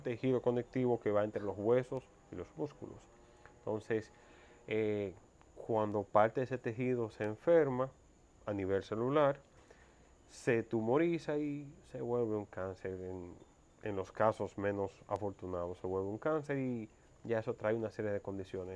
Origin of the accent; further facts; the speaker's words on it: Mao, Valverde, Dominican Republic; also born or lived in Santo Domingo; now in Santiago, Dominican Republic; yo me crié en Mao.